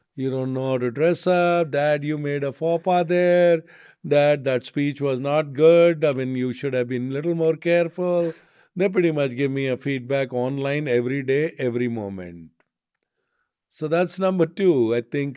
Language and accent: English; India; being an Indian